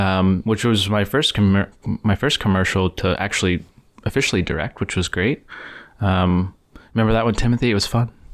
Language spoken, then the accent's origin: English; East Texas, United States; moved away; where I grew up in Texas.